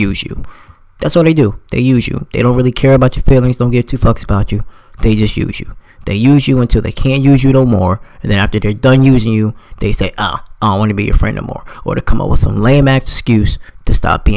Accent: New Jersey, United States; now in Florida, United States; I'm from New Jersey, but I live in Florida now.

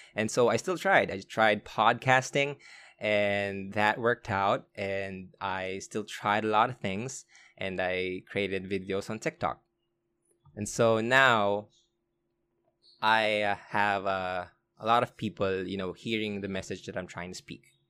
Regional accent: Olongapo, Central Luzon, Philippines; I was born in Olongapo. I was raised in Olongapo.

